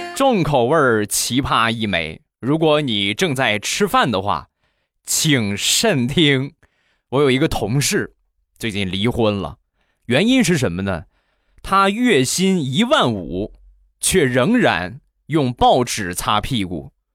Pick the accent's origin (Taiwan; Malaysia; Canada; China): China; Rizhao, Shandong; 日照绿茶，我们家乡的特产